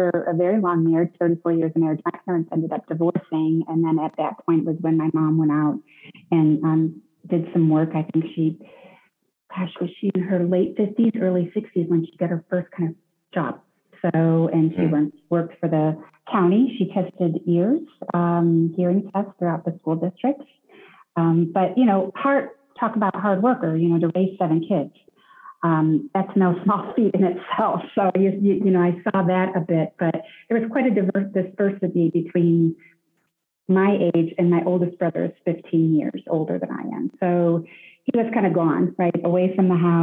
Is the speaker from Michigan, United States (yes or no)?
yes; Detroit, Michigan, United States; I grew up in Detroit, the Detroit area